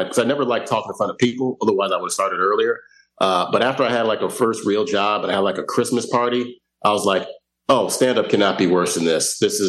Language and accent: English; Chicago, Illinois, United States; born or raised there; moved away as an adult; also born or lived in Evanston, Illinois / Atlanta / Florida / Los Angeles